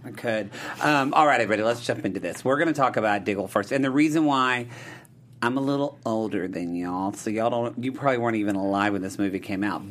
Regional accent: Oklahoma, United States; I'm from Oklahoma

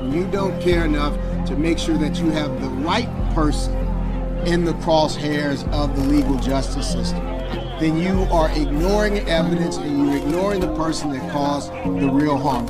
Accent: Detroit, Michigan, United States; now in Denver, United States; I'm from Detroit

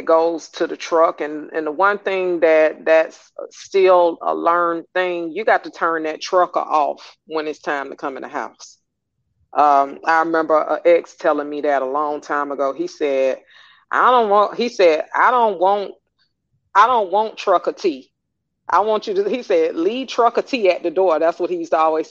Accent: Atlanta, Georgia, United States; I'm from Atlanta, I'm a native

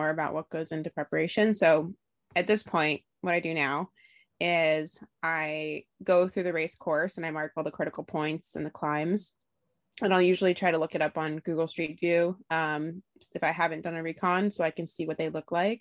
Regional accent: Homer, Alaska, United States; moved away as an adult; also born or lived in New York / Massachusetts / Belgium; I was born and raised in Homer, Alaska

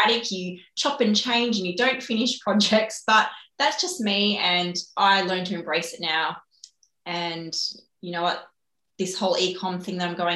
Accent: Blue Mountains, New South Wales, Australia; moved away as an adult; also born or lived in China; now in Gold Coast, Australia; I wasn't born here. I didn't grow up here. I'm actually from the Blue Mountains. So yeah, west of Sydney

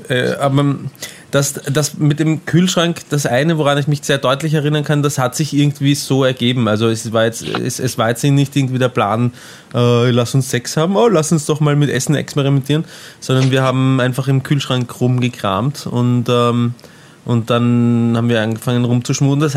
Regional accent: Austria; Ich bin Österreicher, ich, wir machen das anders.

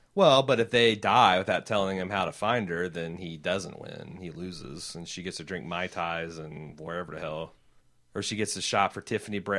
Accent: United States; accent: thick American; my thick American tongue

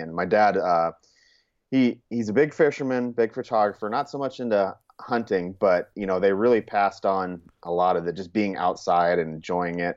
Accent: Churchill, Montana, United States; also born or lived in California; I'd say Montana. That was where I spent most of my childhood

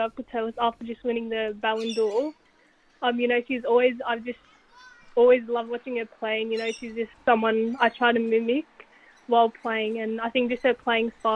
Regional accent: Central Coast, New South Wales, Australia; also born or lived in Sydney; I grew up originally playing in Sydney, and then I moved up to the Central Coast when I was around 10 years old

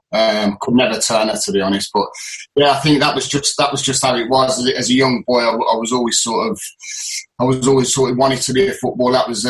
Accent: Halifax, Yorkshire and the Humber, United Kingdom; accent: northern; also born or lived in Solihull / Birmingham; obviously I was born in Solihull, but I lived in Halifax for a while dad was at Halifax. So when I did come to Birmingham, I mean, I proper had the sort of northern accent

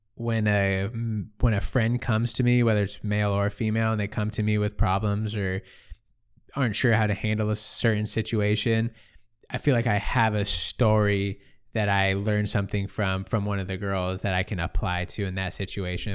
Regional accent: Sonoma, California, United States; growing up in Sonoma, I lived an hour from the coast, nobody surfed.

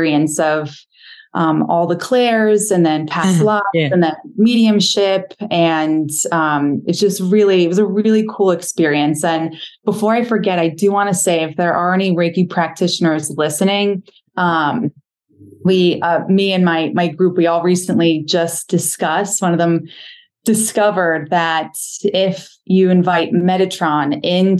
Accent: New York, United States; I grew up in New York and I joined the Army

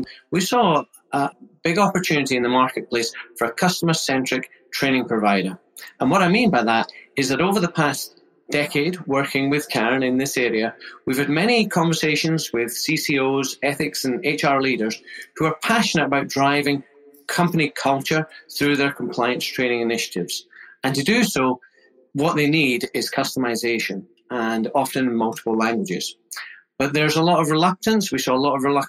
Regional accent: Scotland, United Kingdom; moved away; you might guess from the accent, I'm originally from Scotland, a Scottish chartered accountant

